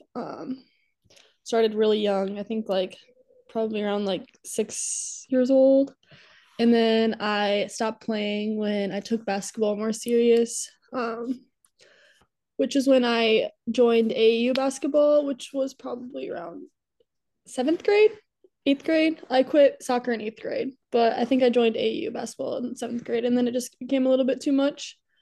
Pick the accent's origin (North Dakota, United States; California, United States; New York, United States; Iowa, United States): Iowa, United States; Waverly; also born or lived in Alabama; I'm from Waverly, Iowa. I was born in Alabama, though